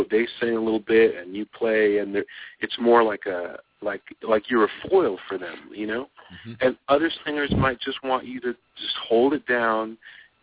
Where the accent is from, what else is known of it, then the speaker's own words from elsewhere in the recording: Los Angeles, California, United States; moved away as an adult; also born or lived in New York; I was born in Los Angeles. I lived here till I was 23